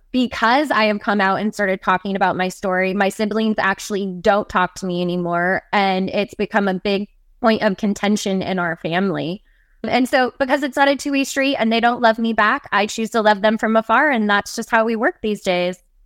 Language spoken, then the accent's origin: English; the Northwest, Pacific Northwest, United States; I was born and raised in the Northwest, still a mountain tree girl to this day